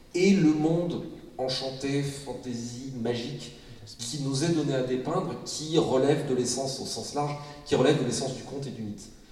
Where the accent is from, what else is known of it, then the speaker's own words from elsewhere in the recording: Brittany, France; quand on est breton